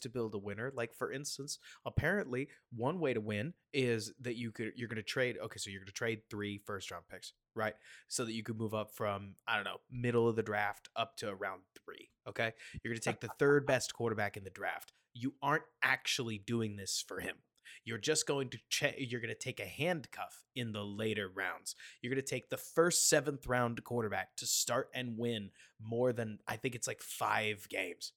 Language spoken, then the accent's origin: English; Dallas, Texas, United States; I'm from Dallas